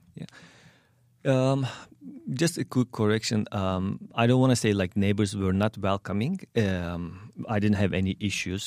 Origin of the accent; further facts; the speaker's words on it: Turkey; English is a second language; moved away as an adult; also born or lived in Indianapolis; now in St. Louis, United States; Turkish American because I grew up, grew up in Turkey